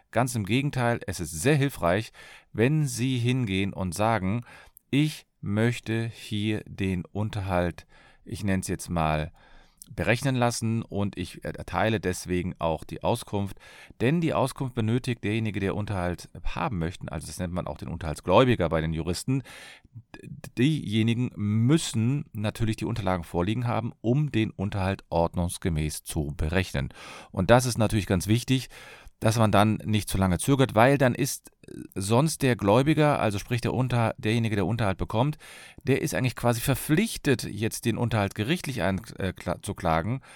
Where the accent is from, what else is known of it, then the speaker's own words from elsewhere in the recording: Cologne, North Rhine-Westphalia, Germany; ich bin Fachanwalt für Familienrecht, ich komme aus Köln